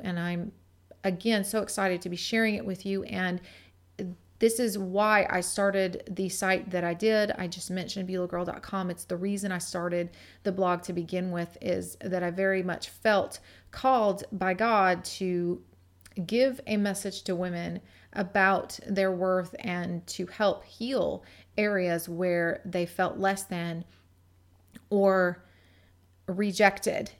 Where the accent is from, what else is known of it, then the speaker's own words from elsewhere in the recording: Gig Harbor, Washington, United States; my hometown of Gig Harbor, Washington